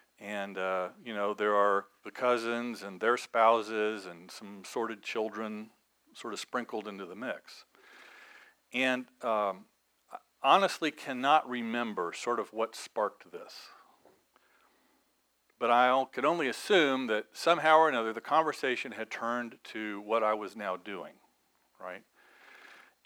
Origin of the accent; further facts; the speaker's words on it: Evansville, Indiana, United States; moved away; my hometown of Evansville